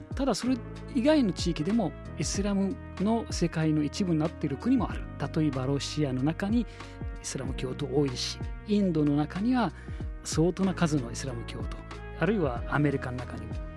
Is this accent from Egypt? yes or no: yes; Egypt; Japanese is a second language; now in Japan; エジプト出身です